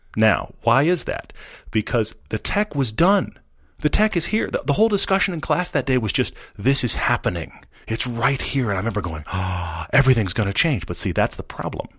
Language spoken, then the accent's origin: English; Houston, Texas, United States; I grew up in Houston